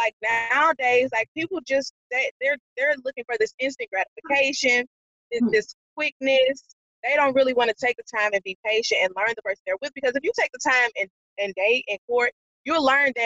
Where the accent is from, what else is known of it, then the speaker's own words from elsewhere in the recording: St. Louis, Missouri, United States; I'm from St. Louis